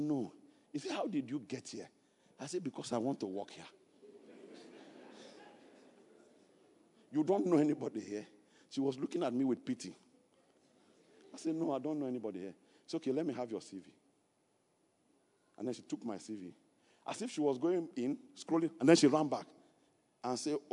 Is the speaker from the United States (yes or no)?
no; Kogi, Nigeria; moved away; I am from Kogi State. I am not from Niger State